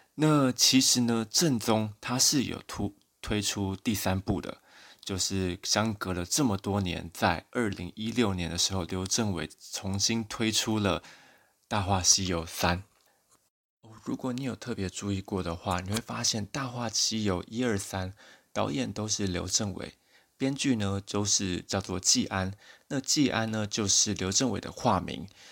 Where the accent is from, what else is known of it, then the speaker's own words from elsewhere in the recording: Taiwan; 我自己在台湾小时候